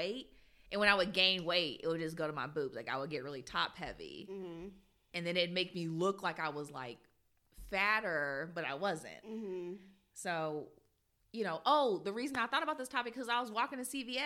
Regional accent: United States; I grew up in America

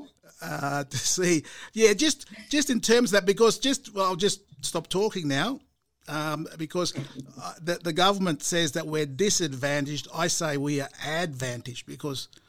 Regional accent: Murray Island, Torres Strait, Queensland, Australia; So I'm from there. I'm from Murray Island. I'm from Mur.

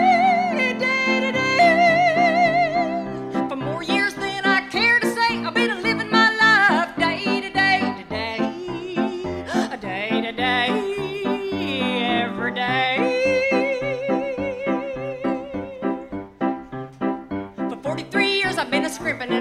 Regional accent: Atoka, Oklahoma, United States; now in New York, United States; I'm from Atoka, Oklahoma originally, and I came to New York

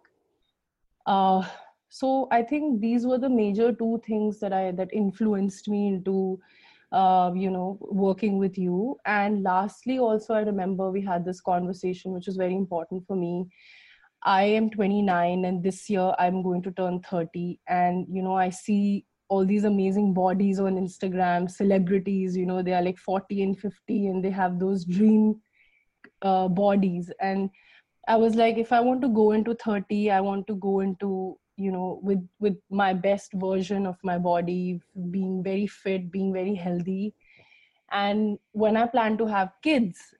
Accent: India; I'm Indian

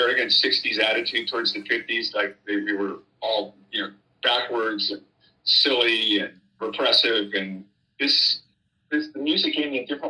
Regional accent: Claremont, California, United States; also born or lived in Berkeley; Growing up in Claremont in the 60s in an academic family and then moving to Berkeley at the end of the 60s

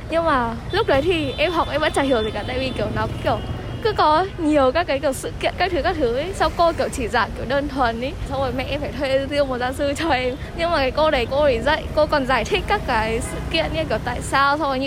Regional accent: Vietnam

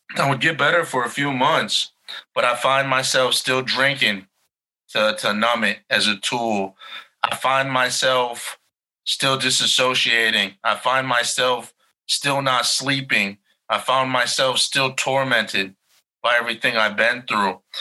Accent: Chicago, Illinois, United States; I'm from Chicago

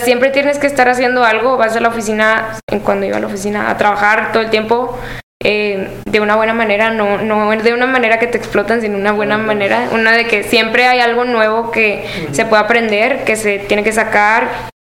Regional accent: Monterrey, Nuevo León, Mexico; yo no estoy basada en Guadalajara, yo soy de Monterrey

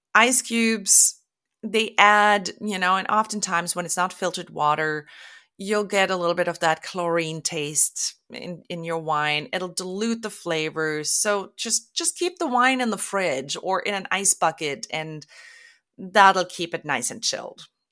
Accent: Germany; moved away as an adult; now in Oregon, United States; I was born and raised in Germany and moved to the U S in two thousand because my husband is American. We live in Oregon

